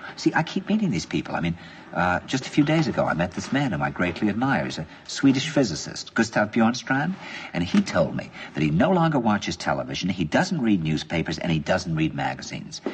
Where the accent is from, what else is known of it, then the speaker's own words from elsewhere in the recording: New York, United States; I said, "New York."